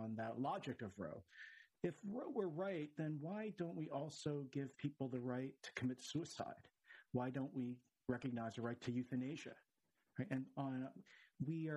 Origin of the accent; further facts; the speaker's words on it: Philadelphia, Pennsylvania, United States; I'm from Philly